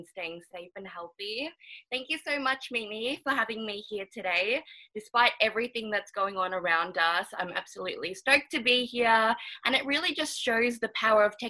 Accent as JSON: {"language": "English", "town": "Melbourne", "region": "Victoria", "country": "Australia", "tie": "born or raised there", "also_born_or_lived": "Auckland, New Zealand", "said": "I was born in Auckland, New Zealand, but I've been living in Melbourne for ever since I could remember"}